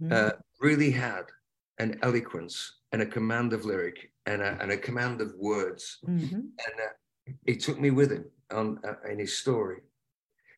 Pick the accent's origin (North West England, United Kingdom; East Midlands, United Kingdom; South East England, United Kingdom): North West England, United Kingdom; Lancaster; moved away; also born or lived in the Northwest; Lancaster, my hometown